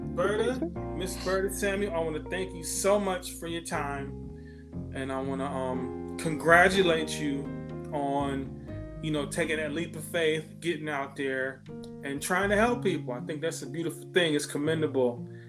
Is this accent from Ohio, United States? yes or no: yes; Ohio, United States; I wasn't born in Ohio, but I grew up in Ohio.